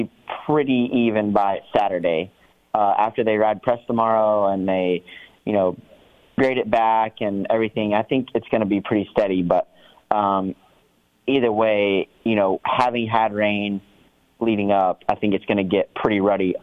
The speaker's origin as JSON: {"language": "English", "country": "United States", "said": "I'm American"}